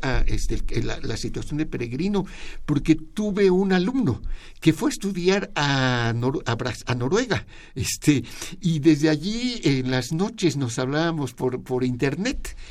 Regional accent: Mexico; como mexicanos

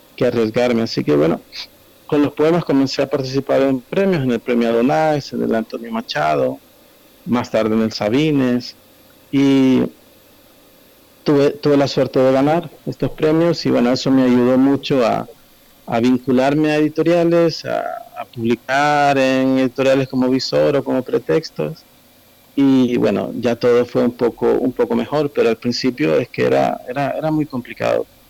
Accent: El Salvador

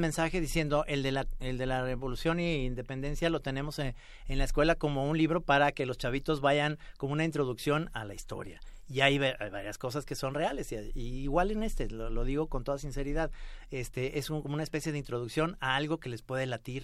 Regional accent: Mexico; como los mexicanos tenemos esa capacidad de reírnos

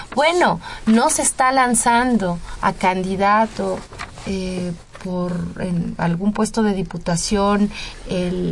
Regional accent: Mexico; nuestra vulnerabilidad como ciudadanos mexicanos

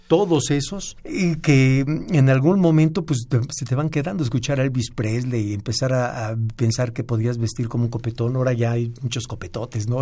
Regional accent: Ciudad Nezahualcóyotl, State of Mexico, Mexico; Yo nací en el DF, pero fui a vivir a Ciudad Nezahualcóyotl desde muy pequeño, de los tres años, entonces toda mi vida yo me considero originario de ese municipio.

